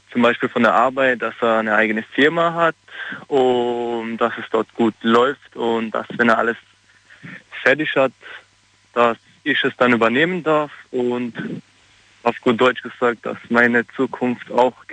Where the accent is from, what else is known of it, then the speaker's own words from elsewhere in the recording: Sweden; German is a second language; ich bin Schwede.